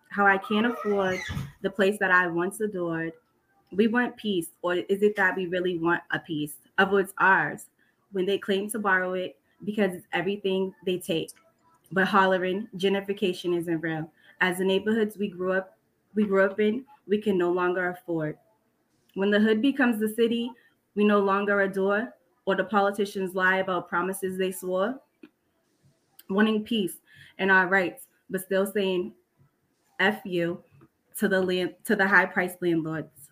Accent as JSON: {"language": "English", "town": "Boston", "region": "Massachusetts", "country": "United States", "tie": "born or raised there", "moved": "as an adult", "lives_now": "South Shore, Massachusetts, United States", "said": "I'm also from Dorchester as well, but I just recently moved to the South Shore because of gentrification."}